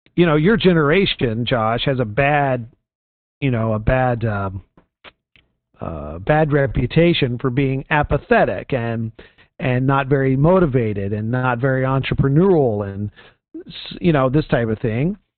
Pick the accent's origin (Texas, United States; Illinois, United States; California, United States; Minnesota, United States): Texas, United States; Houston; moved away; the pastor of my home church growing up in Texas